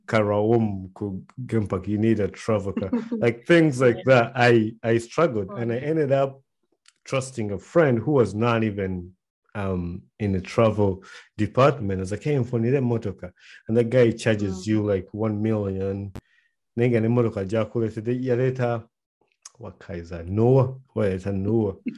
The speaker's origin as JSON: {"language": "English", "town": "Kampala", "region": "Central Region", "country": "Uganda", "tie": "born or raised there", "moved": "yes", "said": "one thing that I grew up with in Uganda, and most of us in Uganda"}